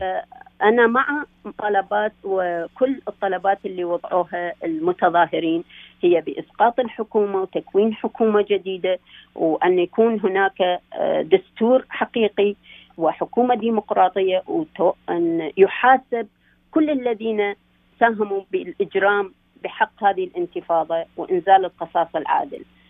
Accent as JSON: {"language": "Arabic", "country": "Iraq", "moved": "yes", "lives_now": "Canada", "said": "كعراقيين موجودين هنايا"}